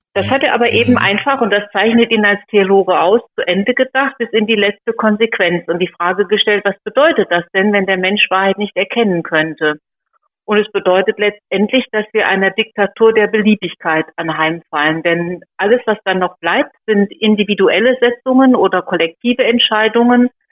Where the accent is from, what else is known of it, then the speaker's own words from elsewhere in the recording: Sauerland, North Rhine-Westphalia, Germany; moved away; also born or lived in Fulda; Ich komme aus Fulda, also ich bin eigentlich Sauerländerin